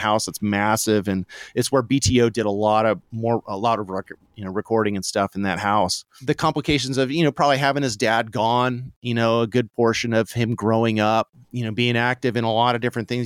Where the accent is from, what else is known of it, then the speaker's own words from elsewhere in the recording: Santa Barbara, California, United States; I grew up sorta poor in Santa Barbara, California